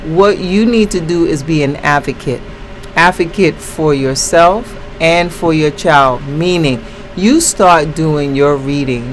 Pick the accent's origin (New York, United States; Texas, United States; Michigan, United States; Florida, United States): New York, United States; New York City; I was born and raised in the Bronx